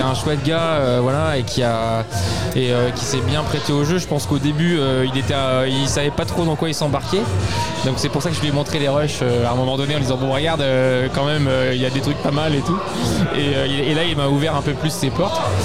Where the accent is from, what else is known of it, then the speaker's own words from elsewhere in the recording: Brest, Brittany, France; now in Aubervilliers, France; moi je suis brestois mais j'habite à Paris.